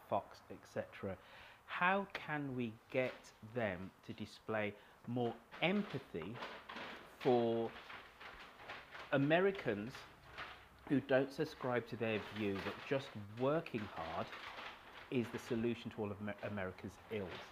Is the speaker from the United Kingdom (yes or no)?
yes; United Kingdom; now in United States; being a Brit in your country